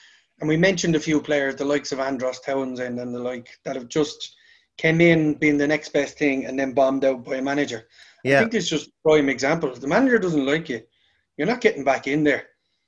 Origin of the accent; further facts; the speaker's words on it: Ireland; Being an Irish man